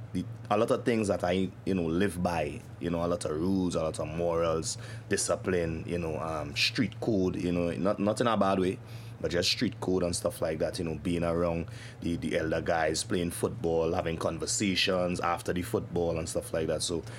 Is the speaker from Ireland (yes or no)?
no; Port of Spain, Trinidad & Tobago; also born or lived in New York; now in United States; growing up in Trinidad and Tobago, or I guess the Caribbean